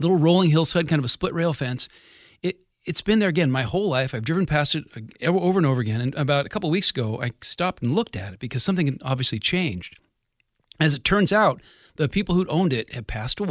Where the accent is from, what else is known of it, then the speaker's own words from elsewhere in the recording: Kirkland, Washington, United States; I grew up in Kirkland, grew up on Rose Hill between Kirkland and Redmond